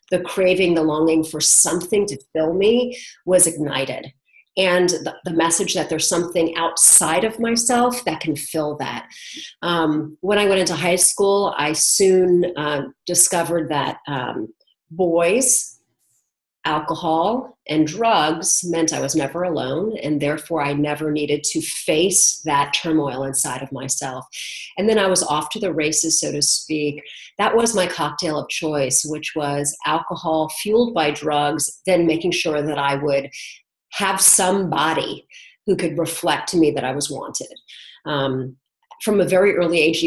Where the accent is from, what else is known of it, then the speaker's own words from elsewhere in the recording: New York City, New York, United States; I was born in New York City.